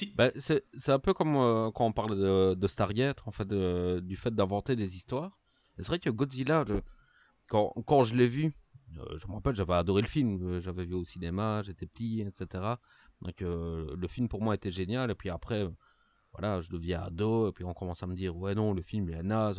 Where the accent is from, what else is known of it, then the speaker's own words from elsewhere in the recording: Liège, Wallonia, Belgium; accent: Liégeois; mon accent liégeois pour bien montrer que je suis belge